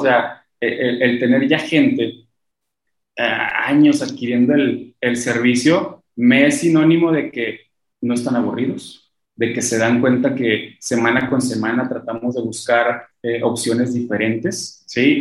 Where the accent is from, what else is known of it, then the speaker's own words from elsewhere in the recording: Mexico; somos mexicanos